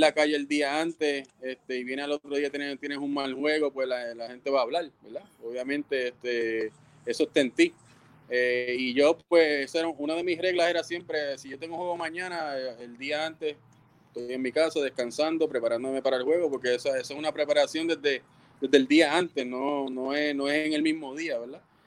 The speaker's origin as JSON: {"language": "Spanish", "town": "Ponce", "country": "Puerto Rico", "said": "soy de Ponce y tú sabes cómo somos los ponceños"}